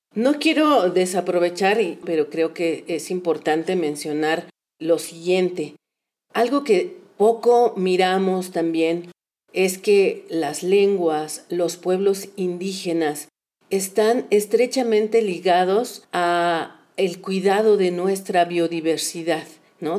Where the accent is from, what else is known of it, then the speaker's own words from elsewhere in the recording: Mexico; also born or lived in Durango; somos parte los mexicanos